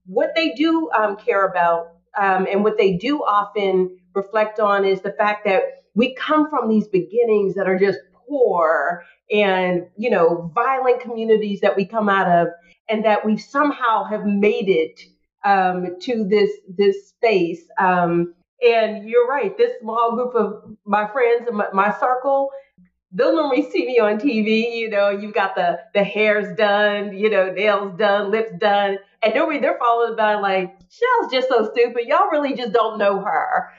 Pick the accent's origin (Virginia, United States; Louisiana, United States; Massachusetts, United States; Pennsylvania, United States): Pennsylvania, United States; Pittsburgh; Pittsburgh is one of those places, you know, I love my hometown